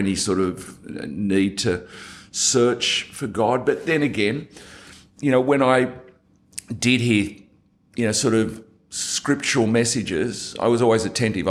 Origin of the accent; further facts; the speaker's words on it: Sydney, New South Wales, Australia; I think I was very typical of an Australian kid growing up. For me, it was Sutherland Shire of Sydney.